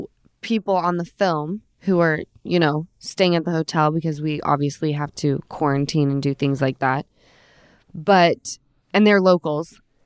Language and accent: English; Utah, United States; I'm from Utah.